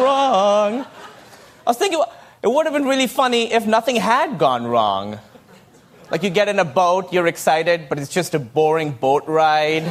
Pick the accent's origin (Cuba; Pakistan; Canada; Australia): Pakistan; moved away; I grew up in Pakistan